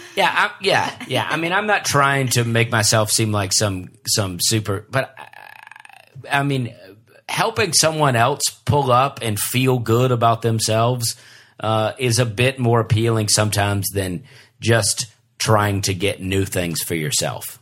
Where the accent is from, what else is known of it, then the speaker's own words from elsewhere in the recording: Alabama, United States; we're all from Alabama